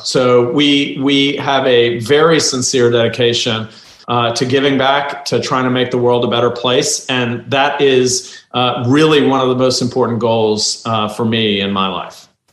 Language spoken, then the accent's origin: English; Turkey; moved away; I'm from Turkey originally